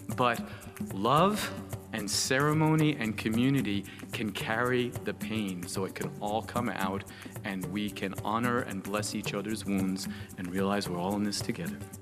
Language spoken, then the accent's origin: English; United States; I'm an American